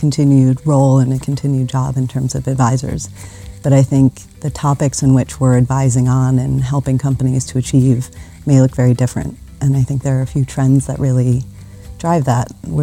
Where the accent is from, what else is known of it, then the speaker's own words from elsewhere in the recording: Chicago, Illinois, United States; moved away as an adult; now in Switzerland; I'm from Chicago originally